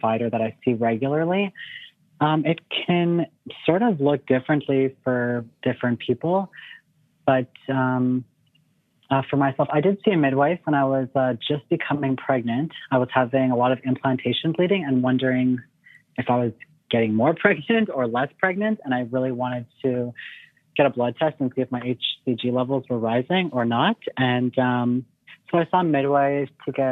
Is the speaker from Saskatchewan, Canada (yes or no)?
no; small town about an hour north of Ottawa, Ontario, Canada; moved away as an adult; now in San Diego, United States; I'm from Canada, from a small town about an hour north of Ottawa, Ontario. I live in San Diego now.